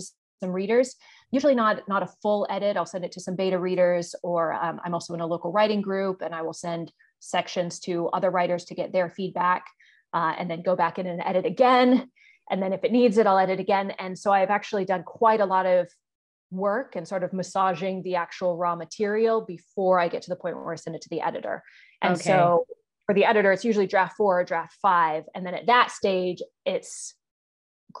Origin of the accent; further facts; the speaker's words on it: United States; moved away as an adult; now in Hong Kong; I'm an American author